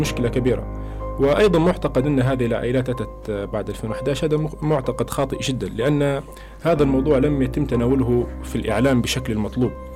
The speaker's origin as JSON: {"language": "Arabic", "country": "Libya", "tie": "born or raised there", "said": "أنا كليبي، انولدت في ليبيا وعشت في ليبيا"}